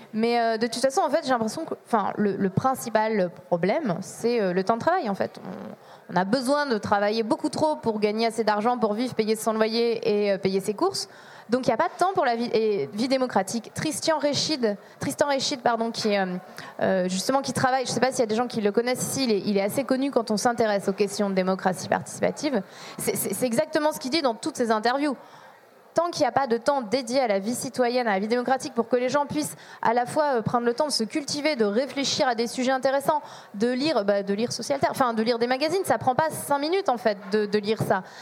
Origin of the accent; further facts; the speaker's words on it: Burgundy, Bourgogne-Franche-Comté, France; je viens de Bourgogne